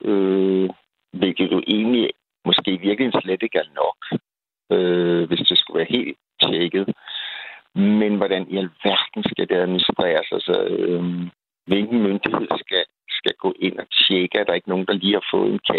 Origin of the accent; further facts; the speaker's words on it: Copenhagen, Capital Region of Denmark, Denmark; Nu er jeg som sagt københavner